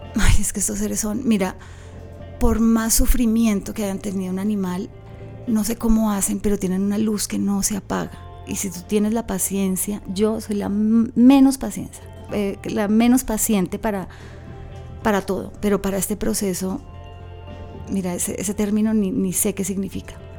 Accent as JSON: {"language": "Spanish", "region": "Bogotá", "country": "Colombia", "tie": "born or raised there", "moved": "as an adult", "said": "yo me crié en Bogotá"}